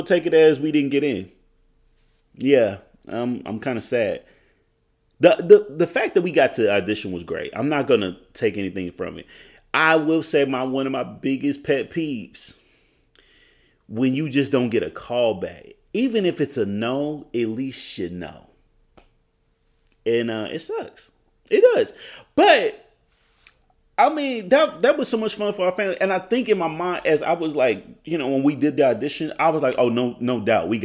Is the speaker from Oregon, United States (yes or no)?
no; Oklahoma, United States; I'm from Oklahoma.